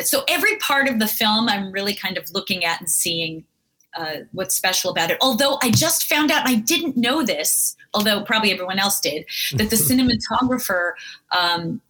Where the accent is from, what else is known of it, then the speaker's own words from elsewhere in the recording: France; moved away; I was from France